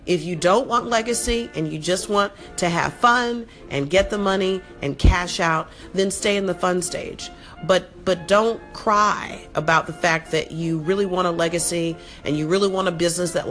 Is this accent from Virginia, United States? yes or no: no; South Florida, United States; I grew up in South Florida